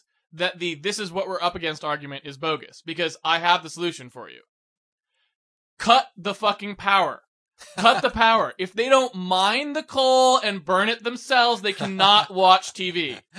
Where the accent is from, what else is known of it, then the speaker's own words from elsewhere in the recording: East Coast, United States; Since I grew up on the East Coast, where you have all of this history